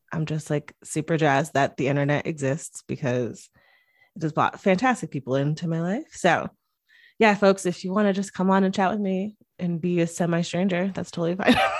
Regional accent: Connecticut, United States; I grew up in Connecticut, which is right outside of New York

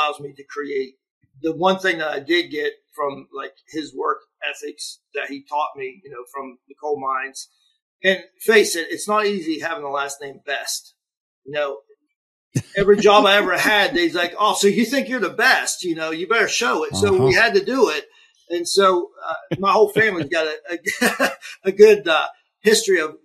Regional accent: Cadiz, Ohio, United States; accent: Yinzer; I grew up, you know, Steubenville was only like 28 minutes from Caddis

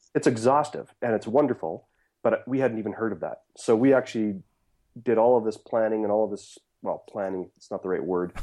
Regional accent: Saskatchewan, Canada; also born or lived in Steinbach, Manitoba; that's where I was born, raised in Saskatchewan

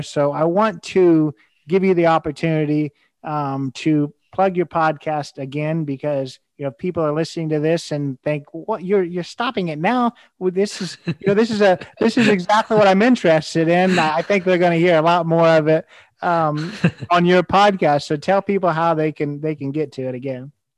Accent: United States; as an American

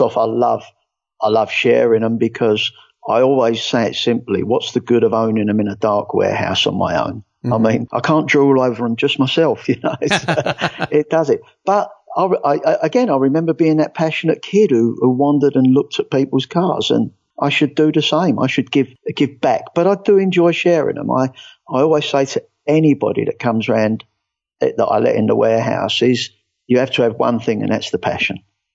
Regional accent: England, United Kingdom; moved away as an adult; now in United States; The first thing obviously they're going to get is that I'm not from here. I'm English. I moved over here about 12 years ago

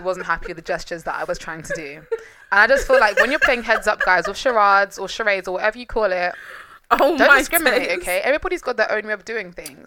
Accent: London, United Kingdom; I'm from Northwest London

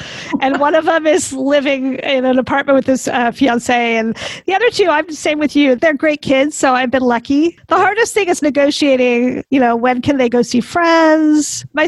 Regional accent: Beaverton, Oregon, United States; now in Portland, United States; I'm a Portlander through and through. Yeah, I mean, I grew up in Beaverton, which is also, you know, a different type of personality, but I really like living in the city.

